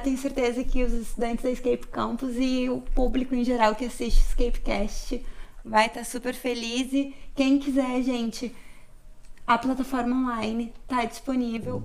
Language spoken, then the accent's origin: Portuguese; Rio Grande do Sul, Brazil; moved away; eu sou gaúcha